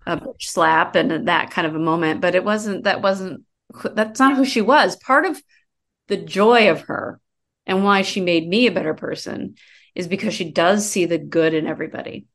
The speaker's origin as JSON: {"language": "English", "region": "Colorado", "country": "United States", "tie": "born or raised there", "also_born_or_lived": "Iowa / Denver", "moved": "as an adult", "lives_now": "Los Angeles, United States", "said": "I grew up in Iowa and Colorado."}